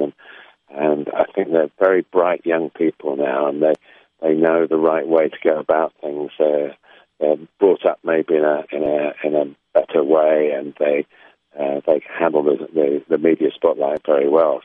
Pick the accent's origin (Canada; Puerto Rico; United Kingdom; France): United Kingdom; England; I suppose deep down I am English